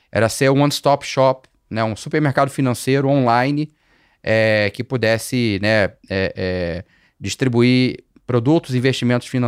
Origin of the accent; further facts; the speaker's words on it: Rio de Janeiro, Brazil; É, eu ainda morava no Rio, sou carioca, né? Para quem ainda não percebeu